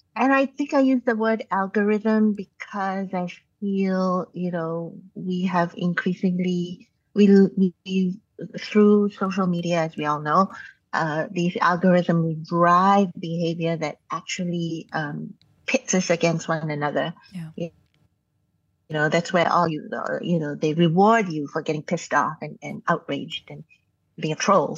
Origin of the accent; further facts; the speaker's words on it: Malaysia; moved away; also born or lived in Canada; growing up in Malaysia